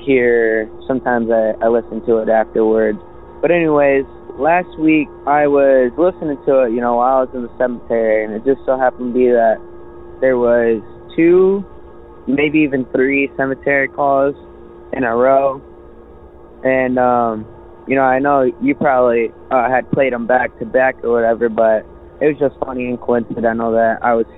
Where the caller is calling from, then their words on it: Michigan, United States; I'm calling from Michigan